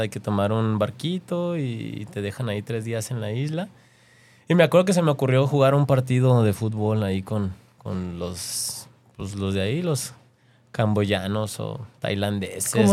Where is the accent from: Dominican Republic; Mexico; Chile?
Mexico